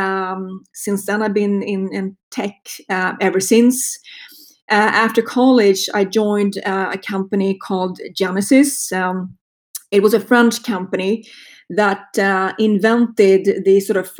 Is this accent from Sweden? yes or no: yes; Sweden; accent: Swedish; moved away; if you're wondering about my accent, it's a Swedish accent. I grew up in Sweden